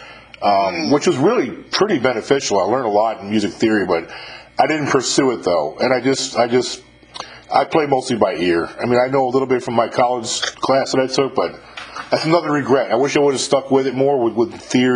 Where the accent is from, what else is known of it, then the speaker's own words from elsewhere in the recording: upstate New York, United States; moved away as an adult; I'm born and raised in upstate New York.